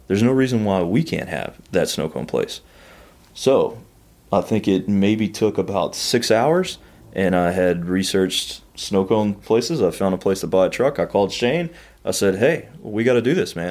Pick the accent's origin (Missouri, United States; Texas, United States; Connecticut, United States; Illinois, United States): Texas, United States; Sour Lake; also born or lived in College Station, Texas / Austin, Texas; I grew up in Sour Lake, a little town outside of Beaumont